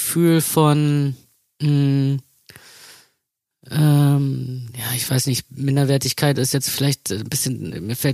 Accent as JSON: {"language": "German", "region": "East Germany", "country": "Germany", "said": "dass ich mich ganz oft geschämt habe zu sagen, wo ich herkomme."}